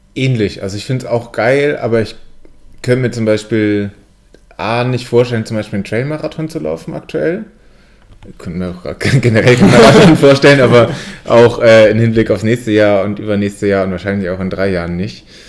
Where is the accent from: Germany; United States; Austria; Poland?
Germany; Siegen, North Rhine-Westphalia; bei uns in Siegen